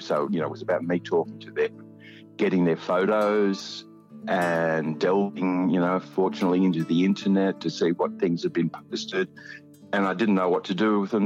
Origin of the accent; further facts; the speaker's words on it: Albury, New South Wales, Australia; moved away as an adult; also born or lived in Wagga Wagga / Sydney; I come from Albury. I was uh, raised up in, in Albury